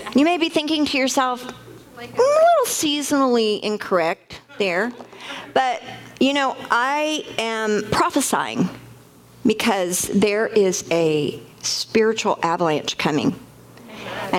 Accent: United States; also born or lived in Mexico; We're from America and we work in America.

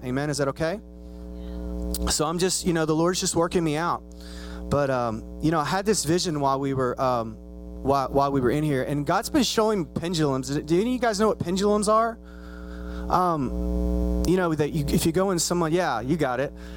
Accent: Spiegelville, United States; moved away as an adult; now in Dallas, United States; I'm from Spiegelville

